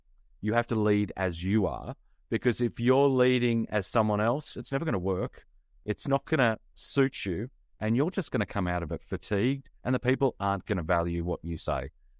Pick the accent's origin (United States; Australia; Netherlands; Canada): Australia; but I'm Australian.